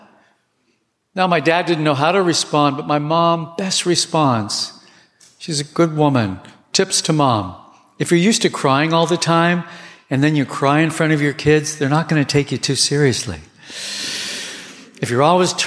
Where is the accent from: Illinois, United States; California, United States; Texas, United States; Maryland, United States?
California, United States; Southern; I grew up in Southern California